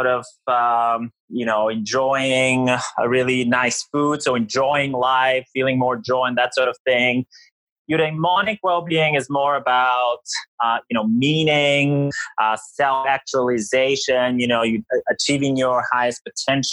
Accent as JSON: {"language": "English", "country": "Bulgaria", "tie": "born or raised there", "also_born_or_lived": "United States / England / Greece / Canada", "moved": "as an adult", "said": "I'm from Bulgaria originally. I grew up in Bulgaria. You know, I moved to the United States for college."}